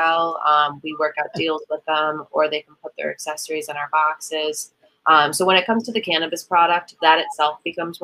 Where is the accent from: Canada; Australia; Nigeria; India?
Canada; also born or lived in Illinois; now in Sacramento, United States; I'm originally from Canada